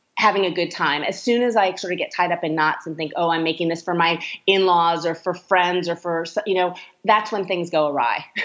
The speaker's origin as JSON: {"language": "English", "region": "California", "country": "United States", "said": "I'm from California"}